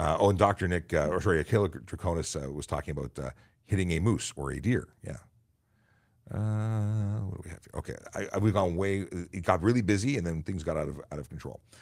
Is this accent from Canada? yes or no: yes; Canada; we're Canadian